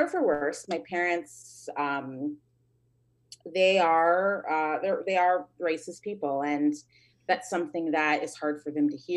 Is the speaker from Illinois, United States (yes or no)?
yes; Chicago, Illinois, United States; I was born in Chicago and put up for adoption, I believe, when I was around 2 years old